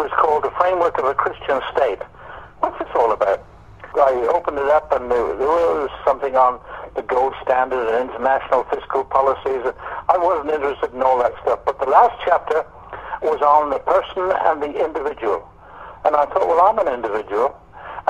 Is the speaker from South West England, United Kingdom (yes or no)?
yes; Cornwall, South West England, United Kingdom; Born in Cornwall, England, Irish mother, Yorkshire father. Grew up in the Catholic faith